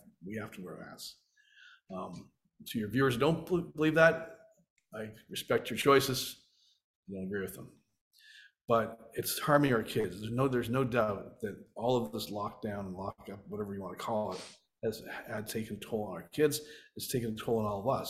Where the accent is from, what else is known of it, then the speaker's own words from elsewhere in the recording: Canada; I grew up in Canada